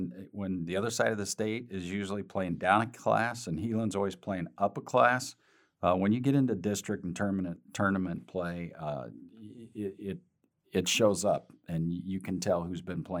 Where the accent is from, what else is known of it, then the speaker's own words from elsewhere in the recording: Wayne, Nebraska, United States; moved away; I'm from Wayne originally.